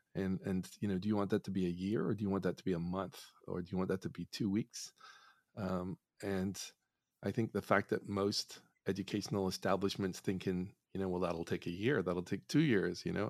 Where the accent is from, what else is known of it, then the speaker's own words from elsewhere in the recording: Northern Ireland, United Kingdom; I grew up in Northern Ireland